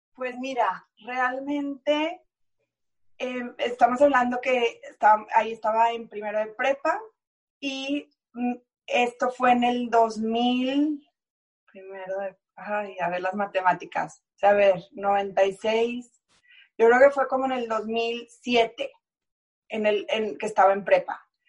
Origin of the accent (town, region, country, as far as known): Mexico; moved away as an adult; also born or lived in Houston, United States